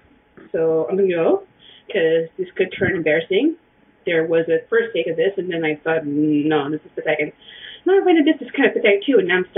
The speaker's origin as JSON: {"language": "English", "town": "Montreal", "region": "Quebec", "country": "Canada", "said": "I'm from Montreal."}